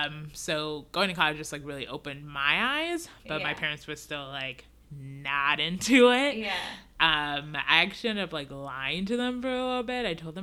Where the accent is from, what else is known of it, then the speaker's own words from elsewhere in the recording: Nigeria; born there; They're immigrants. I was born in Nigeria.